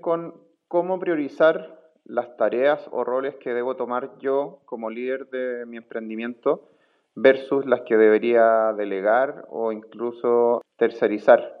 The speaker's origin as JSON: {"language": "Spanish", "country": "Chile", "moved": "yes", "lives_now": "Finland", "said": "chileno residente en Finlandia"}